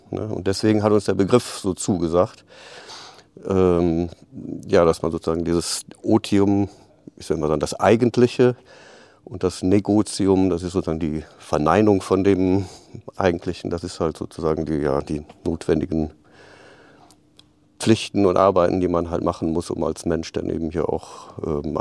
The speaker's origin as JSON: {"language": "German", "town": "Aachen", "region": "North Rhine-Westphalia", "country": "Germany", "tie": "born there", "accent": "Rhenish", "said": "Ich komme aus Aachen gebürtig, Rheinländer. Das hört man auch noch ein bisschen an dem rheinischen Singsang."}